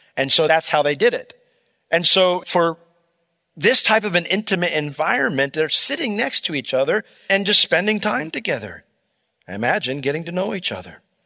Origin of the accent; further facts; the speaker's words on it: Altamont, United States; I grew up in Altamont